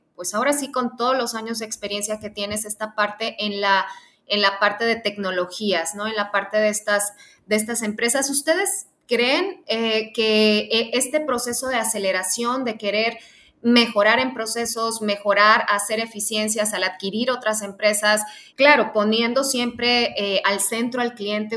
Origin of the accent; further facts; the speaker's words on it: Mexico; como mexicanos